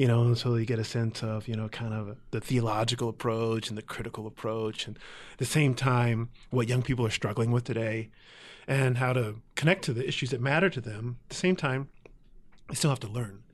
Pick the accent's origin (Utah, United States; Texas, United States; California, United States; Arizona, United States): California, United States; San Jose; moved away as an adult; also born or lived in Oakland; I was born in Oakland, but mostly raised in San Jose